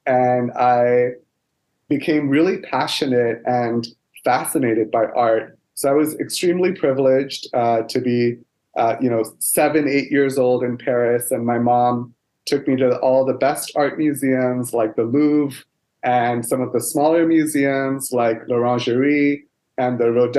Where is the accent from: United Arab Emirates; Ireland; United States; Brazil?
United Arab Emirates; Dubai; also born or lived in Kolkata, India; I was born in India in a city called Kolkata, which is where my family comes from in the northeastern part of India. However, I never lived in India. So my dad was already working in Dubai as a computer programmer, and he married my mom and they raised me in Dubai for the first 7 years